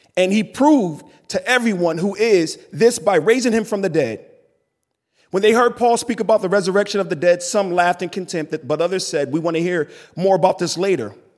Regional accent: East Coast, United States; I grew up born and raised on the East Coast

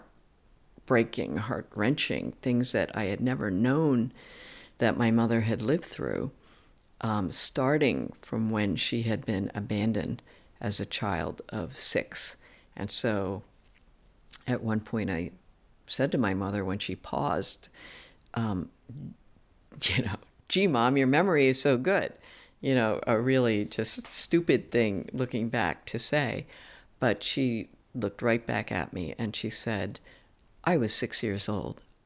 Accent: New Jersey, United States; growing up in New Jersey at that time and being so alien

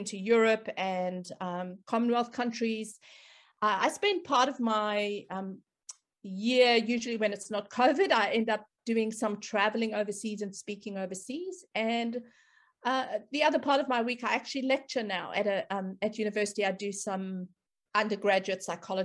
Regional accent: South Africa; moved away as an adult; now in Australia; I am South African background, but I've lived in Australia for probably almost 18 years now. I've spent part of my career, my early career, obviously in South Africa

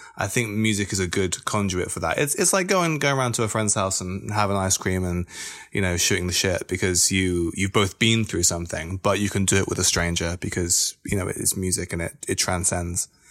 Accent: Bristol, South West England, United Kingdom; I am a musician from Bristol

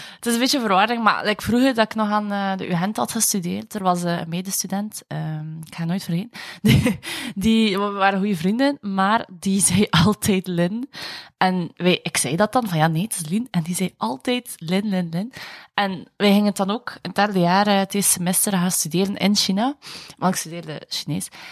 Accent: Bruges, Flanders, Belgium; ik ben van Brugge

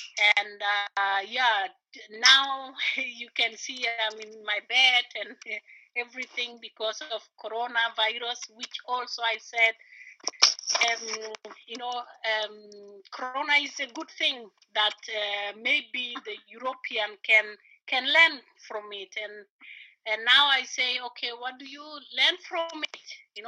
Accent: Sudan; now in Berlin, Germany; Okay, I'm … from Berlin, but originally from Sudan. I came here to Germany 2012

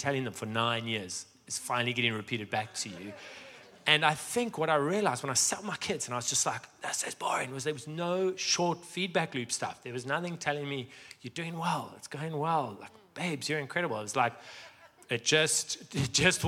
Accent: Johannesburg, Gauteng, South Africa; moved away; I was born in Sandton

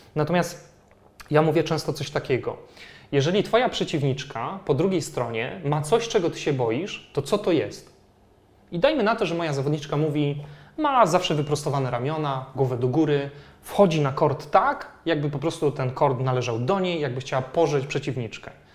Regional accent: Poland

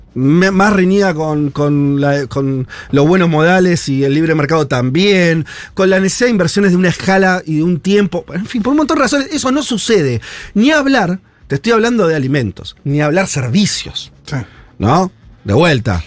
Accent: Argentina

